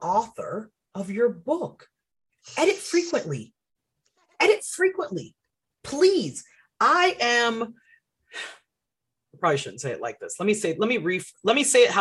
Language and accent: English; Florida, United States; also born or lived in Boston, Massachusetts / Haiti (parents); I was born in Boston, Massachusetts. My parents are Haitian. They came from Haiti in the 70s, late 70s. And I was born in the 80s. We moved to Florida in 89 when I was about